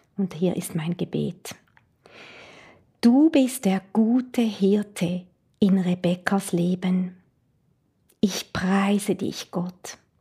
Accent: Switzerland; Ich komme aus der Schweiz

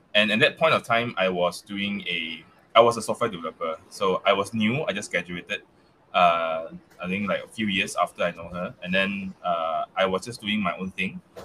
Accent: Malaysia; accent: Malaysia accent; English is a second language; I still have that that that Malaysia accent

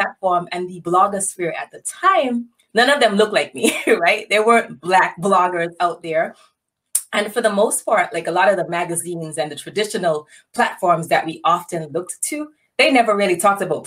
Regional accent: St. Kitts & Nevis; moved away as an adult; now in St. Louis, United States; I was born and raised in St. Kitts

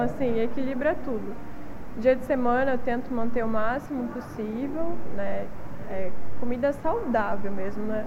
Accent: Palotina, Paraná, Brazil; moved away as an adult; also born or lived in Umuarama, Paraná / Blumenau, Santa Catarina; now in Itapema, Brazil; sou paranaense eu nasci, mas só fui nascer em Umuarama, então sou umuaramense, mas é, vivi mesmo em Palotina, que é uma cidade bem pequenininha, oeste do Paraná.

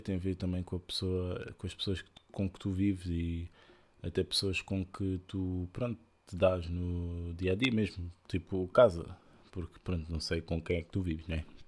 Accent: Portugal; nós portugueses

